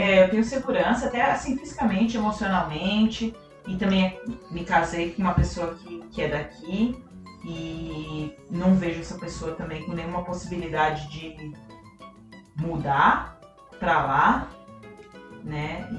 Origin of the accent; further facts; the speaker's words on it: Brazil; now in Canada; meu sangue é brasileiro, sou latina